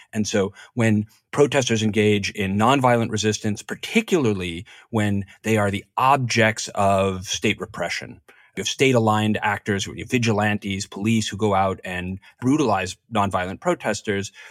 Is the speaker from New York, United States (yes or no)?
yes; New York, United States; born or raised there